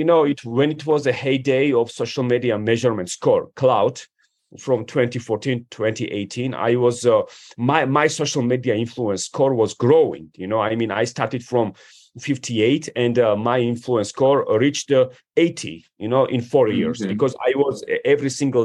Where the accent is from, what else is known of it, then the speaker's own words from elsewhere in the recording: Georgia; moved away as an adult; also born or lived in Washington, D.C. area, United States / Manassas, Virginia, United States / New York City, United States; I come from Georgia, you know, which is a one of the oldest wine producing countries. And I moved to the United States when I was 18